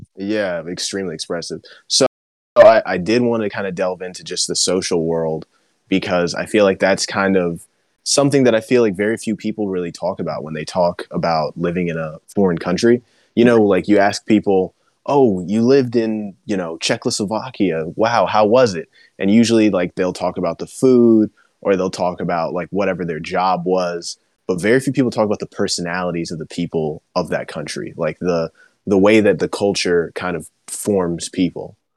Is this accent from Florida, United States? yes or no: yes; Miami, Florida, United States; I was born in Miami, like, I grew up hearing Spanish all the time.